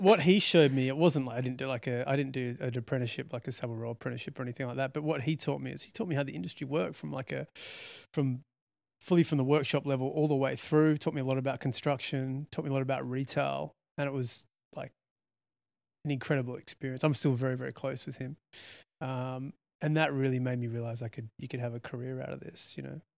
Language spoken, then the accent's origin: English; Australia; also born or lived in London; I'm Australian